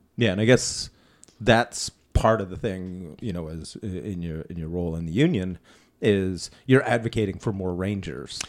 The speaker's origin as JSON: {"language": "English", "region": "Ontario", "country": "Canada", "said": "we're from Ontario, we don't get any snow accumulation"}